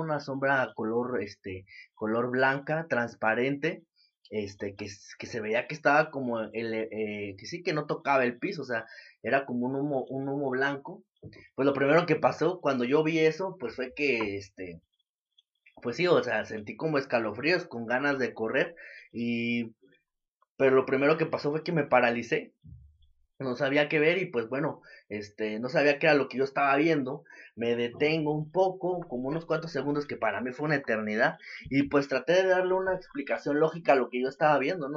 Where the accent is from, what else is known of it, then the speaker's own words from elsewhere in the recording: Santa María del Río, San Luis Potosí, Mexico; los dos somos originarios de Santa María del Río